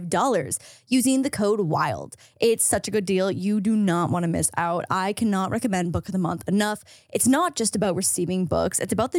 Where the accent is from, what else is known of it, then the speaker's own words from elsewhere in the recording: Between Niagara Falls and Toronto, Ontario, Canada; moved away; No, I'm Canadian. Oh, where in Canada? Between Niagara Falls and Toronto.